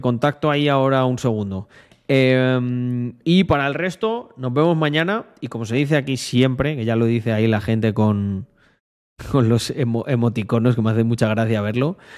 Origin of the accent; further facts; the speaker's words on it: Spain; now in Andorra; mi tierra en la que nací y el que será siempre mi país